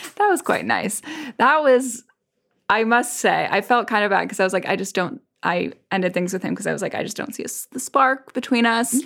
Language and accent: English; New England, United States; now in Paris, France; growing up in New England, there's so much about fall